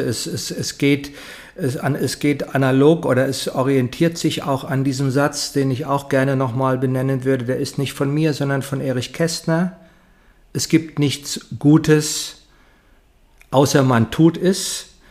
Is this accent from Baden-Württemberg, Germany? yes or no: no; Heidesheim, Rhineland-Palatinate, Germany; ich komme aus Heidesheim, kleines Dorf zwischen Mainz und Ingelheim